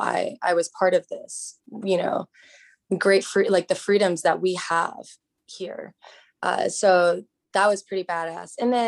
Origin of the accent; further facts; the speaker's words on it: Hong Kong; now in United States; So I grew up abroad. I grew up in Hong Kong, and I was surrounded by a melting pot of different cultures. And coming to the US, I realized that there can be certain biases. So I came to the US in 06